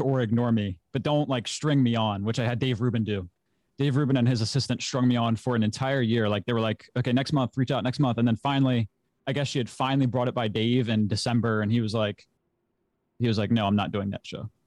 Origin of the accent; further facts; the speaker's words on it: Maryland, United States; I'm from the United States, Maryland, my state, born and raised.